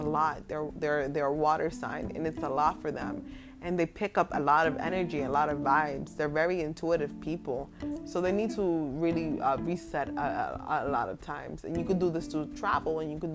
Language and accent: English; New York City, New York, United States; also born or lived in Williamsburg, Brooklyn; I'm in Brooklyn right now, but I'm from the Bronx